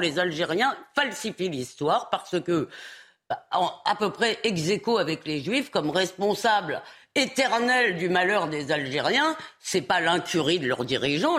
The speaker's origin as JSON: {"language": "French", "country": "France", "said": "en tant que Française"}